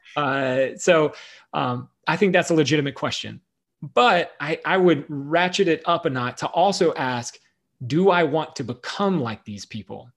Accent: the South, United States; I grew up in the South

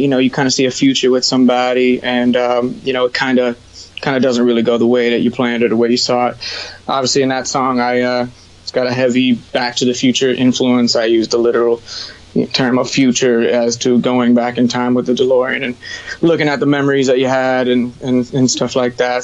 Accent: Broward County, Florida, United States; also born or lived in New York; now in West Palm Beach, United States; Born and raised in Broward County, Florida

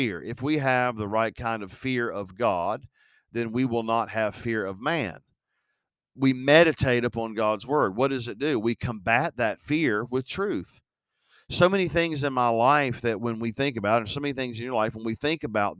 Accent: West Virginia, United States; I'm from West Virginia

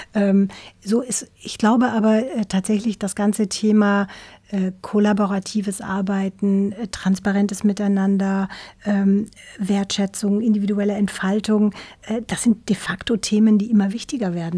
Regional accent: Black Forest, Baden-Württemberg, Germany; now in Hamburg, Germany; Ich bin ja Wahlhamburgerin. Ich komme ursprünglich aus dem Schwarzwald, aus einem kleinen Dorf im Schwarzwald

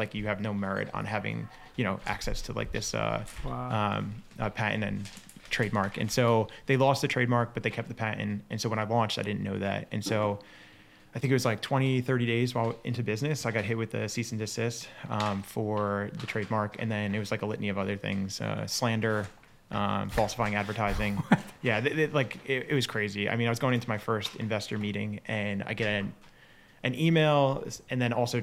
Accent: Bayonne, New Jersey, United States; now in Los Angeles, United States; So I grew up right outside New York City, Bayonne, New Jersey

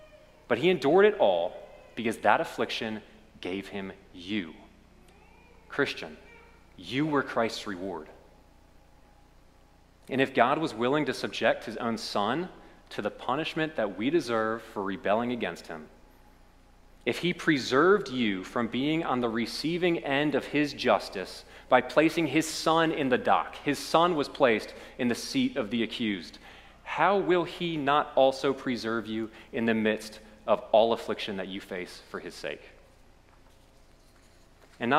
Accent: Lexington, Kentucky, United States; accent: Lexington; my Lexington accent

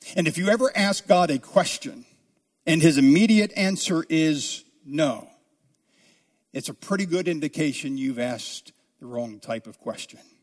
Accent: south of the Mason-Dixon line, United States; also born or lived in New Jersey; I grew up south of the Mason-Dixon line where football was king

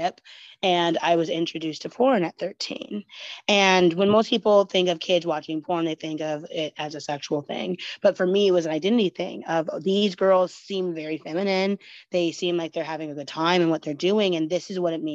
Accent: Oregon, United States; it kind of starts back in Oregon and Westland, where we grew up

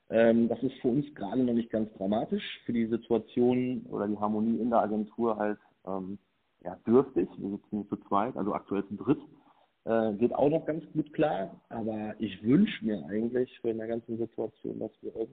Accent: Lüdenscheid, North Rhine-Westphalia, Germany; born there; Okay, ich bin … bin 38 Jahre alt, Familienpapa, gebürtiger Lüdenscheider, Hausbesitzer, Unternehmer und voll leidenschaftlicher Ehrenamtler dieser Stadt.

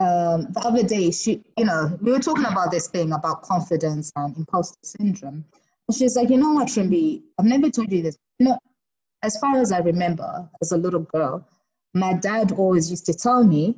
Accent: South Africa; But I've always wondered, like, as a South African woman, how is it like dating in South Africa

